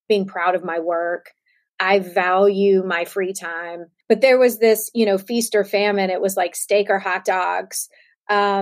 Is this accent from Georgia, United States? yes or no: yes; Savannah, Georgia, United States; growing up in Savannah, Georgia